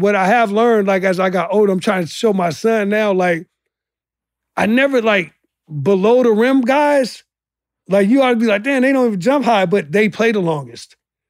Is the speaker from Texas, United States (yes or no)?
no; Chicago, Illinois, United States; because I grew up in Chicago, so we seen every game.